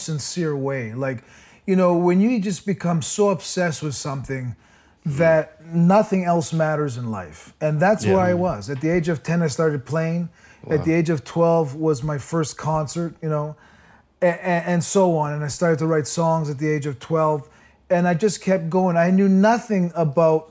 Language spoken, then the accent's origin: English; Toronto, Ontario, Canada; I was born and raised in Toronto on the Danforth, the Greek